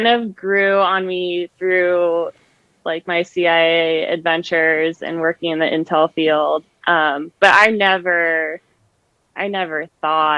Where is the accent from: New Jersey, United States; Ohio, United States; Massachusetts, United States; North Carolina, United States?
Ohio, United States; Cleveland; moved away as an adult; also born or lived in Riverside, California / Monterey Bay, California / Montauk, New York; I was born in Riverside, California, and then we moved to Ohio when I was really young. So I basically grew up outside of Cleveland.